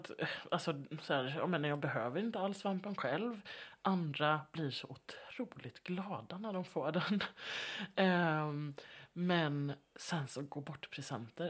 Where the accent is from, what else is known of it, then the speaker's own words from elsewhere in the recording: Halland County, Sweden; Halland där jag växte upp